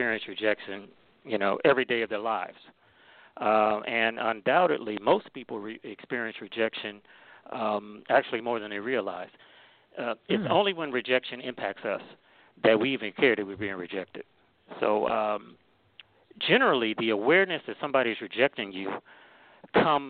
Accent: Cleveland, Ohio, United States; now in Maryland, United States; I'm originally from Cleveland, Ohio. I currently live in Maryland, so I'm in the DMV area

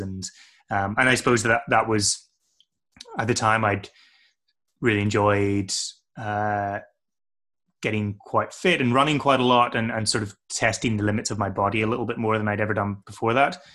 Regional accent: north coast of Northern Ireland, United Kingdom; moved away as an adult; also born or lived in Aberdeen, Scotland / Canterbury, England; I spent the rest of my formative childhood years on the north coast of Ireland

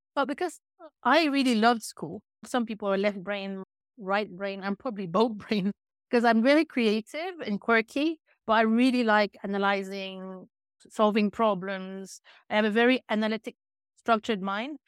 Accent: Chicoutimi, Quebec, Canada; also born or lived in UK, north of London; now in United Kingdom; originally, I'm from a small town in Quebec, five hours north of Montreal, called Chicoutimi.

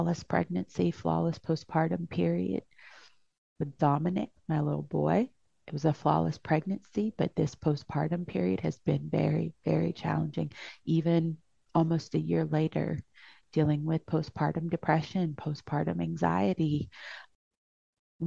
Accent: Louisiana, United States; moved away; I'm from Louisiana. All of my family's there.

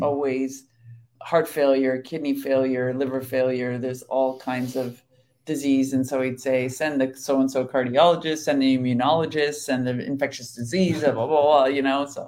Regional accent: United States; as an American

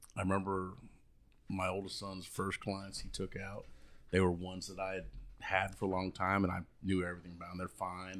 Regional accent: Key West, Florida, United States; moved away as an adult; I grew up in the Florida Keys, and I was born down in Key West. I'm a natural, I'm a real conk.

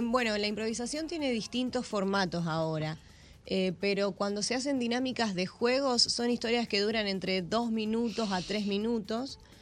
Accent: Argentina; moved away as an adult; now in Las Galeras, Dominican Republic; Soy argentina y tomo mucho mate

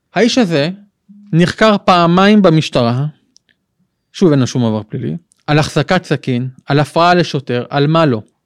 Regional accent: Ashkelon, Southern District, Israel; now in Modi'in, Israel; אני גדלתי בבית אה, של הציונות הדתית, כיפה סרוגה קלאסית, אה, באשקלון

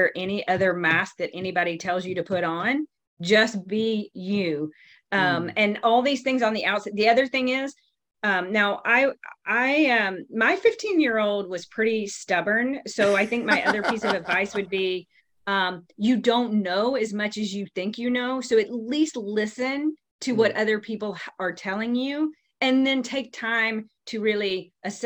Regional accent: the South, United States; I grew up in the South, where you're supposed to be very humble and don't brag

